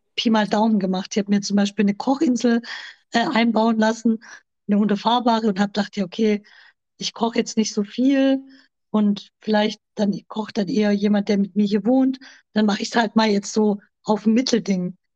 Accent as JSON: {"language": "German", "area": "near Stuttgart", "region": "Baden-Württemberg", "country": "Germany", "said": "Ich komme aus der Nähe von Stuttgart. Ich lebe hier zusammen mit meinem Freund Carmelo"}